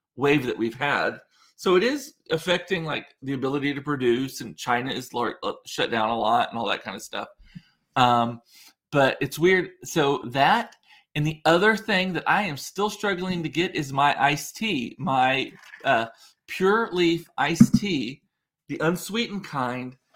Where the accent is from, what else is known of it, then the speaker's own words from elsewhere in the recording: Rio Grande Valley, Texas, United States; growing up in the Rio Grande Valley